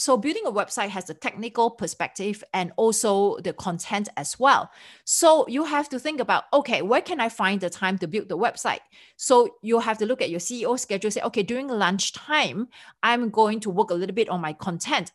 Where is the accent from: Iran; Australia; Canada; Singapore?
Singapore; accent: Singlish; me being a Singaporean, we have our own, uh, version of English that's called Singlish.